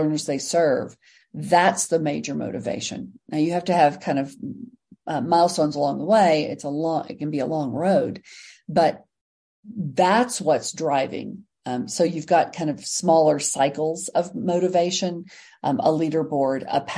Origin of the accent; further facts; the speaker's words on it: Texas, United States; I'm from Texas